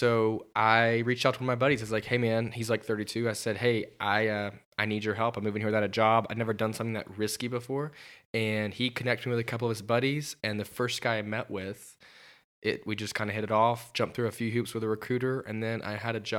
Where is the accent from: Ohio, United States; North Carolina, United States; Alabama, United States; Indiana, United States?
Alabama, United States; moved away as an adult; now in Atlanta, United States; I grew up in Alabama. I'm 22 years old.